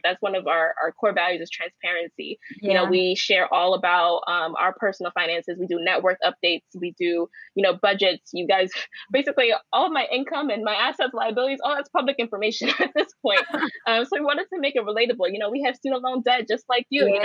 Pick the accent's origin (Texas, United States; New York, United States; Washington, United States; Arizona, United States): New York, United States; New York City; I grew up in Crown Heights